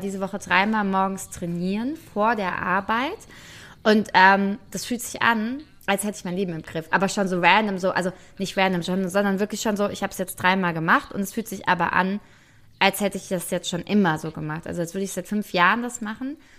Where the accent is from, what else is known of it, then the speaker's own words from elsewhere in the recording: Frankfurt, Hesse, Germany; für mich als Frankfurterin